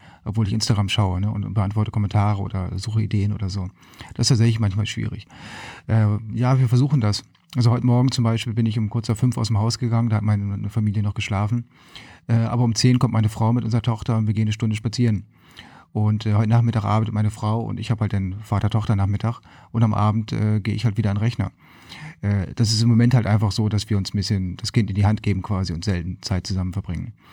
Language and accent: German; Lüneburg, Lower Saxony, Germany; now in Hermannsburg, Germany; Ähm, ich bin in Lüneburg aufgewachsen.